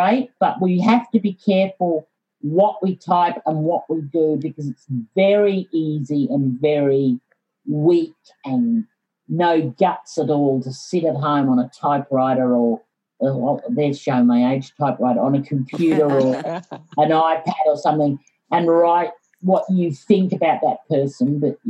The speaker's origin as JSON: {"language": "English", "region": "Yorkshire and the Humber", "country": "United Kingdom", "tie": "born there", "said": "I was born in Yorkshire."}